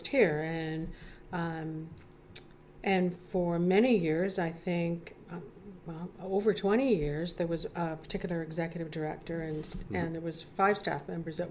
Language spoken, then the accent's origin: English; Toronto, Ontario, Canada; also born or lived in Dryden, Ontario; now in Chatham-Kent, Canada; I'm originally from Toronto, but I moved here from northwestern Ontario, Dryden, Ontario, to be specific